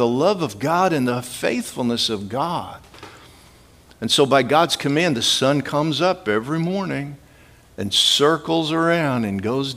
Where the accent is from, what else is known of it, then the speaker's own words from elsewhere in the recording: Midwest, United States; I grew up in the Midwest